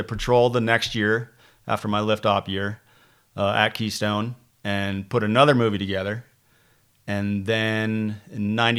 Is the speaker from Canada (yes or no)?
yes; Ontario, Canada; I would go back to the rafting company that I grew up working at in Ontario, along the Ottawa River, a place called Wilderness Tours.